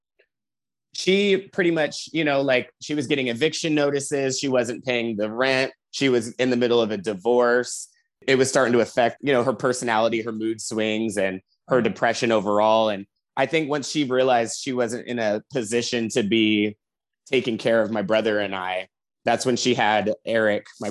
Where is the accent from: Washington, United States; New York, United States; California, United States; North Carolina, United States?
Washington, United States; Seattle; moved away as an adult; now in Los Angeles, United States; I'm originally from Seattle